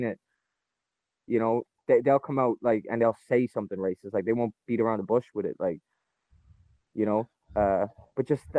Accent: Ireland; being Irish

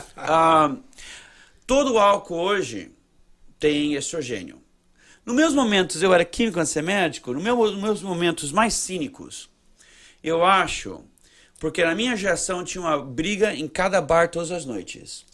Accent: Brazil; now in United States; eu, com vim do Brasil, para uma família mormon

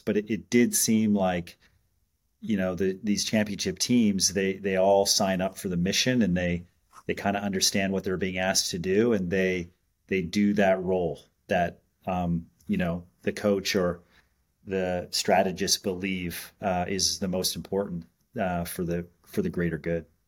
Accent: Montreal, Quebec, Canada; growing up in Canada, um, I and born in Montreal

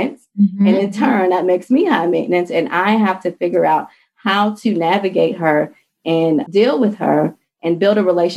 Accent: Pittsburgh, Pennsylvania, United States; moved away as an adult; also born or lived in DMV area (Washington, D.C. metropolitan area); now in Washington, D.C. area, United States; I'm originally from Pittsburgh, Pennsylvania, and I moved to the DMV area chasing after my fiance at the time

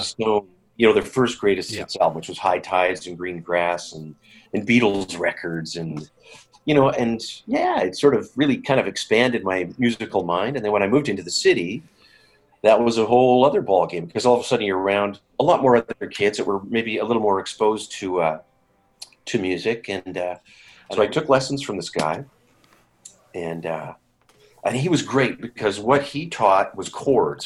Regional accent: Saskatoon, Saskatchewan, Canada; I grew up in Saskatchewan. Yes, I was born here in Saskatoon at Saskatoon City Hospital

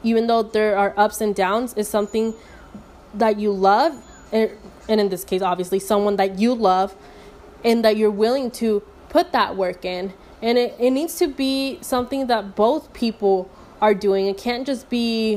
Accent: Mexico; I'm from Mexico

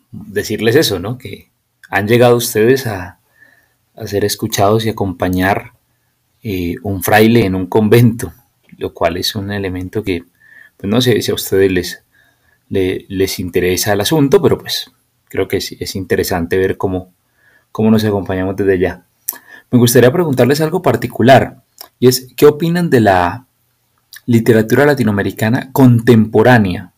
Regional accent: Colombia; also born or lived in Bogotá; vivo en Bogotá, soy colombiano

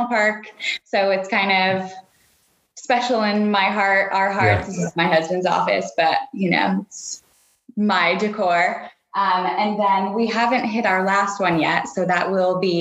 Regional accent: Connecticut, United States; moved away as an adult; now in Raleigh, United States; I'm from Connecticut. Yeah. Born and raised, lived there until I went to college

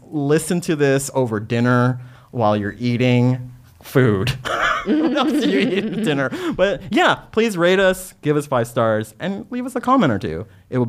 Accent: San Antonio, Texas, United States; moved away; I grew up in San Antonio

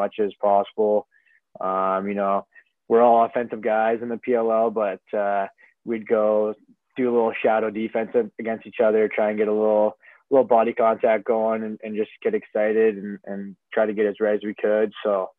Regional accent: Port Elgin, Ontario, Canada; I'm from a very small town in Ontario. It's called Port Elgin, Ontario

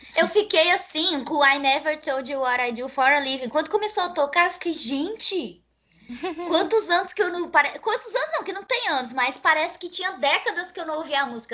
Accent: Rondônia, Brazil; eu sou uma pessoa que nasci em Rondônia, fui criada em Rondônia

